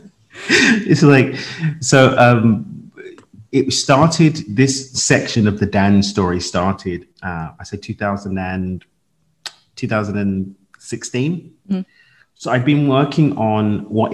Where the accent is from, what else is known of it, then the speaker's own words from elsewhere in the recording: London, United Kingdom; I lived in London, born and raised in London